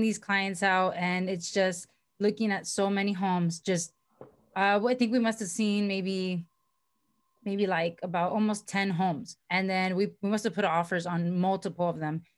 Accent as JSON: {"language": "English", "town": "Miami", "region": "Florida", "country": "United States", "also_born_or_lived": "Virginia", "moved": "as an adult", "lives_now": "California, United States", "said": "I moved uh, out here to California because I'm from originally from Miami, Florida."}